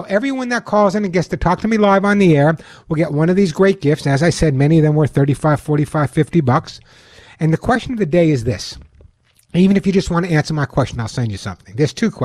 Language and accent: English; Long Island, New York, United States; When I was growing up on Long Island, although you never know by my accent, but when I was growing up on Long Island